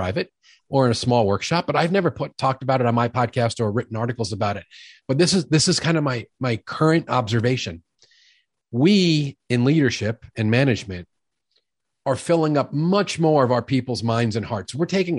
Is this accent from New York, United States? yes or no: yes; New York City, New York, United States; now in Midwest, United States; I'm a guy from New York who's been in the Midwest for 30 years. I lost most of my jerk and most of my accent, but they come out occasionally when I get wound up. I grew up in the home of a sales executive, a big time New York City sales executive